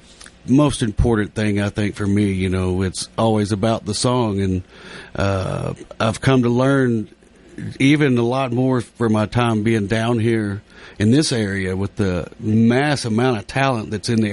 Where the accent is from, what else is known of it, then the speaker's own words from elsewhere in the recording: West, Texas, United States; But I grew up in a little small town called West Texas, West